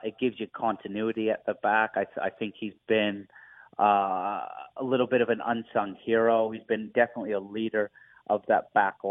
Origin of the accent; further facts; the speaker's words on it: Vancouver, British Columbia, Canada; moved away as an adult; also born or lived in Toronto; I went through a trade from my hometown Vancouver to TFC